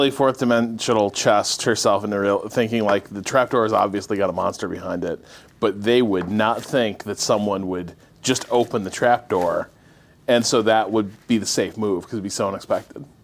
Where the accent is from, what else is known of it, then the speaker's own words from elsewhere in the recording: California, United States; I'm from California.